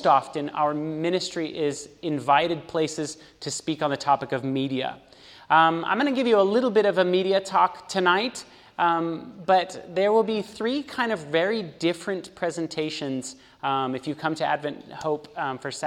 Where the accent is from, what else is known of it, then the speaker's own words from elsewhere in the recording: California, United States; moved away as an adult; also born or lived in Los Angeles, California; now in Chattanooga, United States; I am actually from California, born and raised, lived in California my whole life